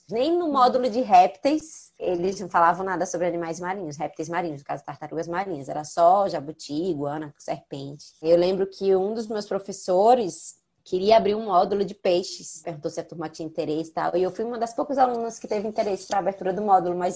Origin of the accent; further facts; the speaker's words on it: São Paulo, Brazil; eu sou de São Paulo, não tenho acesso ao litoral.